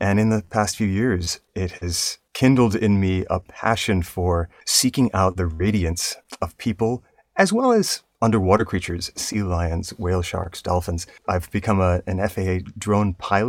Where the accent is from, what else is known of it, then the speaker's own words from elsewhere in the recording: Rhode Island, United States; moved away as an adult; also born or lived in Williamstown, Massachusetts; now in New York City, United States; I grew up in Rhode Island, went to Williams College, and then moved to New York City